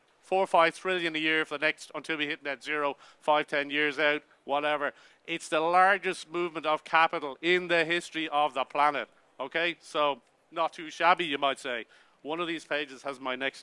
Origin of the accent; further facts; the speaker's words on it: Ireland; I'm Irish